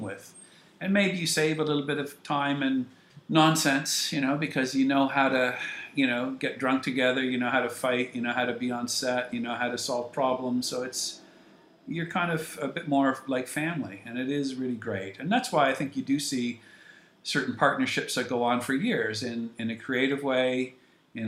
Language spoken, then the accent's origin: English; Canada